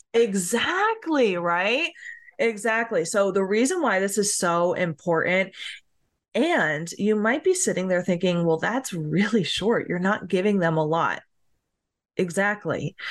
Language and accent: English; New Jersey, United States; now in Tennessee, United States; I grew up in New Jersey and now I live in Tennessee